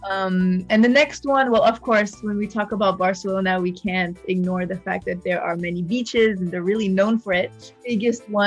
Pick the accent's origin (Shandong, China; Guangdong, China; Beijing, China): Shandong, China; Qingdao; accent: Qingdao; So I started laughing and I told her that I grew up in China